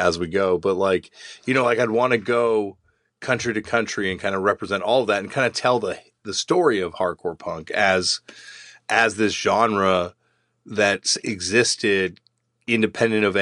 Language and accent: English; Toronto, Ontario, Canada; I'm from Toronto